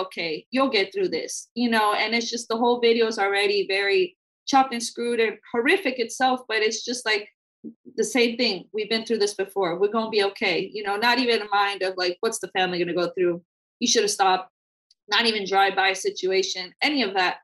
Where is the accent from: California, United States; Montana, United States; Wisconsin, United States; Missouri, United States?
California, United States; San Francisco; we're not from here. We're from San Francisco